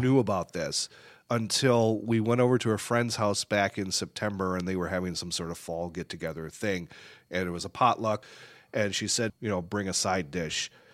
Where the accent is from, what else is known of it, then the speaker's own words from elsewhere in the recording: Michigan, United States; moved away; also born or lived in Chicago; I grew up in Michigan